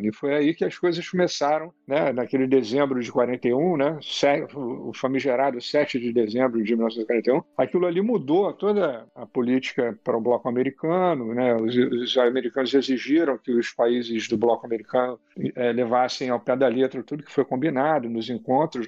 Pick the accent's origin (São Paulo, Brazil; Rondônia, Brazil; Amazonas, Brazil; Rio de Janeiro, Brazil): Rio de Janeiro, Brazil; quando eu era pequeno aqui no Rio de Janeiro, onde eu morava